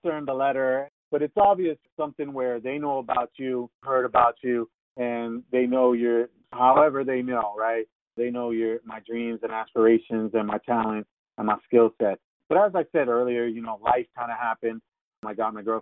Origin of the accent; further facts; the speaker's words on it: United States; moved away; I'm originally from New York, New Jersey